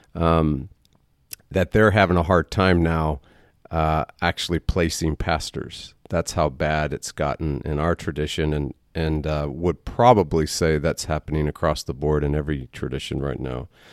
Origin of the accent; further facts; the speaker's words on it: Waco, Texas, United States; we're, we're native